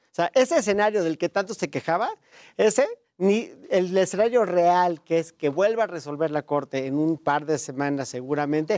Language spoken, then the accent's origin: Spanish; Mexico; como mexicano